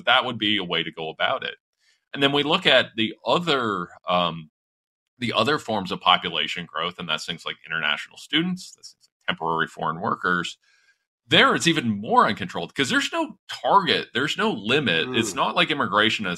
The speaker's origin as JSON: {"language": "English", "town": "London", "region": "Ontario", "country": "Canada", "tie": "born or raised there", "said": "The neighborhood I grew up in London, Ontario"}